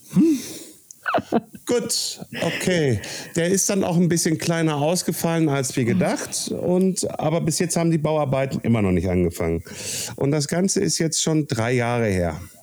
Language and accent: German; Kassel area, Hesse, Germany; in meiner Heimatstadt Kassel-Brauxel